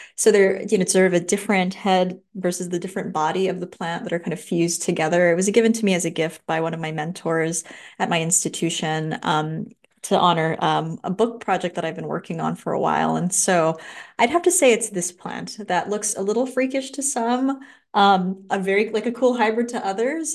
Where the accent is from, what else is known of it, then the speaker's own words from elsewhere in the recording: Los Angeles, California, United States; now in Santa Cruz, United States; I grew up in Los Angeles, right by downtown L